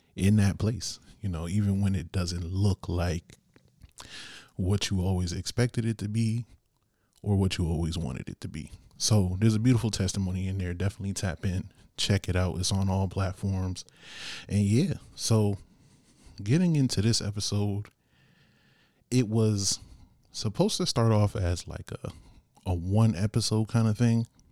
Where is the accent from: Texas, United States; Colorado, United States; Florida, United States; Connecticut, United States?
Connecticut, United States; Bridgeport; here in my hometown of Bridgeport